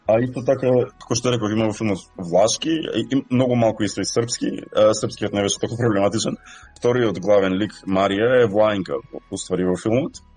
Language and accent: Macedonian; North Macedonia; first language Macedonian; now in Australia; Очигледно сум роден таму. Кога зборувам македонски, зборувам без акцент.